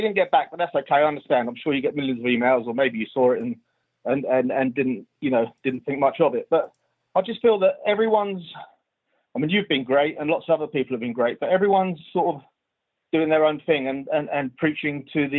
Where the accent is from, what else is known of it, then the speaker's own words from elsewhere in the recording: London, United Kingdom; now in Oxford, United Kingdom; I'm from London originally, but I'm in Oxford at the moment.